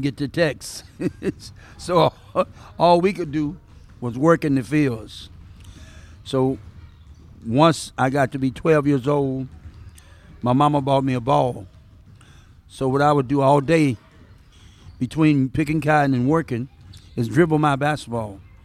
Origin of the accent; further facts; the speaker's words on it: the South, Mississippi, United States; now in Seattle, United States; I'm from the South